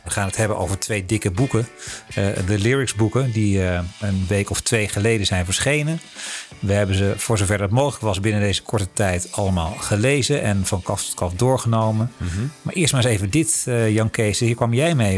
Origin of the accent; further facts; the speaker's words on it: Netherlands; als Hollanders en niet-Anglofonen